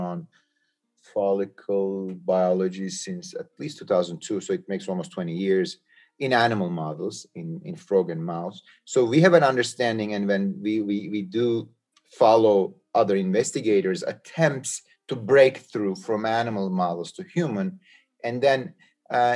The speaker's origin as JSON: {"language": "English", "region": "Istanbul", "country": "Turkey", "moved": "yes", "said": "I am originally from Istanbul, Turkey"}